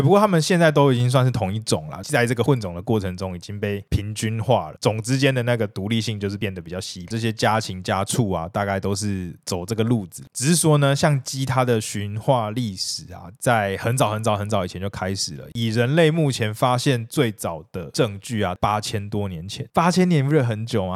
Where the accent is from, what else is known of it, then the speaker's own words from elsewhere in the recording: Taiwan; 我们台湾人